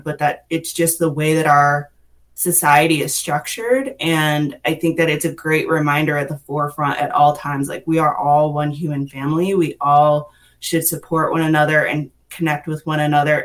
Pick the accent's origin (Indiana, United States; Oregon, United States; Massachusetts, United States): Massachusetts, United States; moved away as an adult; now in Western North Carolina, United States; I actually moved here to Western North Carolina about 6 years ago from Massachusetts. So I'm originally from the Northeast.